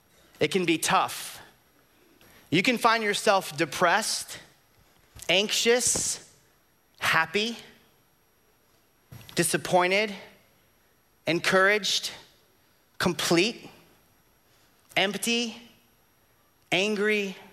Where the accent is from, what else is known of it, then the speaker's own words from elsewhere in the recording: Florida, United States; Now, because we're from Florida, I need you all to use your imaginations, because here in Florida, we know that we have hot, hotter, hottest, and 3 days of cold.